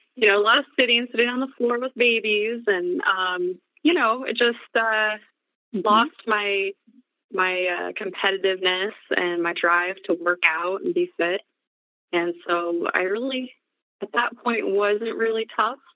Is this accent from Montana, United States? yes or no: yes; Montana, United States; born and raised in Montana primarily. Um moved around when I was a kid a little bit